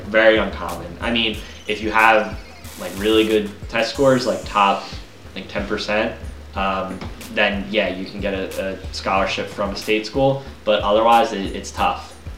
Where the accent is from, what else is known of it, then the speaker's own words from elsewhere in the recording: Pennsylvania, United States; we're from Pennsylvania